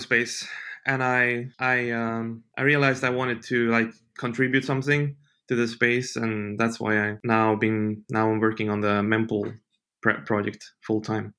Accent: Sweden; moved away as an adult; I grew up in Sweden

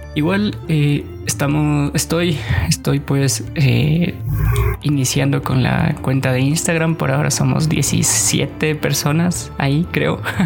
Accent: Guaranda, Bolívar, Ecuador; Yo nací en Guaranda en el 93

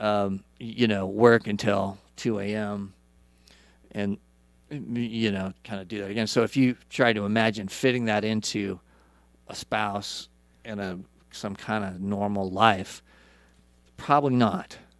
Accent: Idaho, United States; moved away as an adult; also born or lived in California; so, I grew up in Idaho.

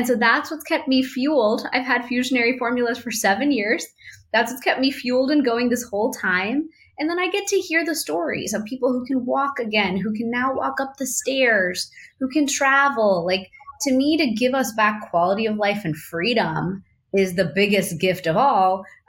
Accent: India; I thought, well, I'm Indian. I've eaten turmeric my whole life.

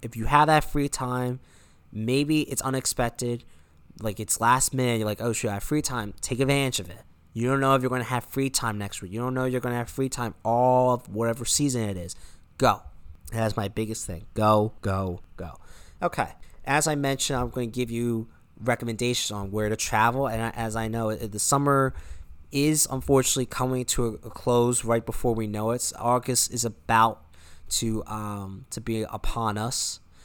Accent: United States

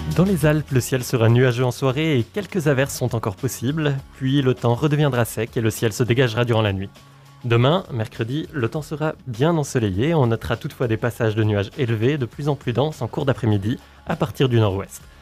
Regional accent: Valais, Switzerland; je suis valaisan

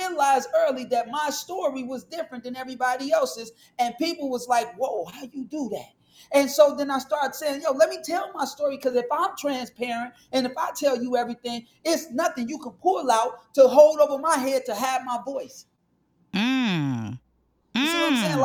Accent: Chicago, Illinois, United States; moved away; I'm from Chicago originally, so I'm from one of the worst projects in America

